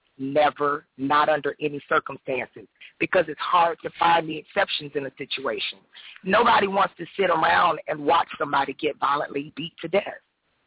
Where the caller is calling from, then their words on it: Jacksonville, Florida, United States; Jacksonville, Florida.